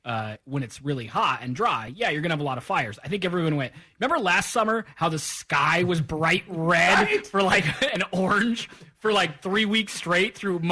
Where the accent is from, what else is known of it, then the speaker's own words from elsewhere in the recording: Portland, United States; I'm born and raised in Portland. I've lived in Portland almost my entire life.